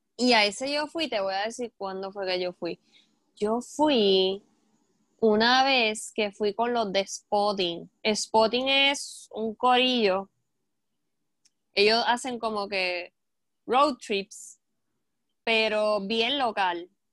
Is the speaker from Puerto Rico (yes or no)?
yes; Toa Baja, Puerto Rico; Yo soy de Tuabaja